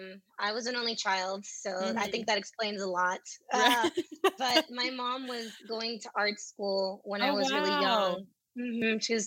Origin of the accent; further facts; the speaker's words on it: Dallas, Texas, United States; So I moved down Loop 12 and I grew up right on the border of West Dallas and South Irving. So that's where I spent my formative years.